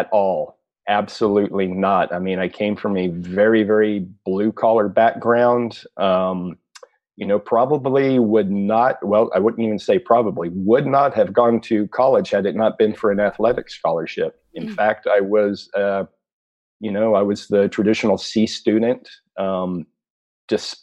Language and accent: English; South Texas, United States; I grew up in South Texas